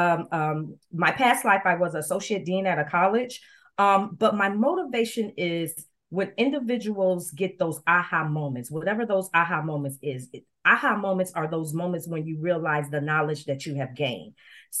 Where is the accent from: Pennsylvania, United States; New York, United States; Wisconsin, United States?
New York, United States; Rochester; now in Dallas, United States; I'm currently living in Dallas, Texas, but I was born in Rochester, New York